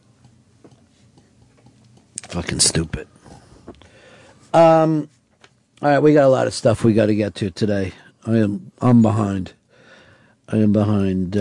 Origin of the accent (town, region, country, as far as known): United States